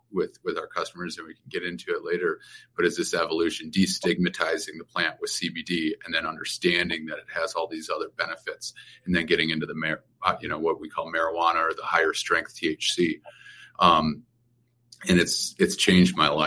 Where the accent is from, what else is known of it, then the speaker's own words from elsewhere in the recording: right outside of Minneapolis, Minnesota, United States; moved away as an adult; also born or lived in Chicago; now in Colorado, United States; I grew up in right outside of Minneapolis, Minnesota